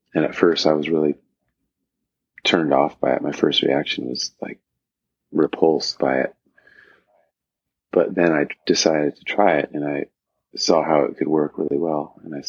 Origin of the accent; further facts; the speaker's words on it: Los Angeles, California, United States; growing up in Los Angeles